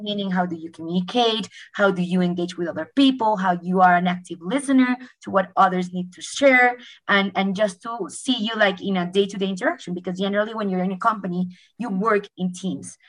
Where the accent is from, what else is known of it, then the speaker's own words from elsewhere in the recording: Colombia; moved away; I'm originally from Colombia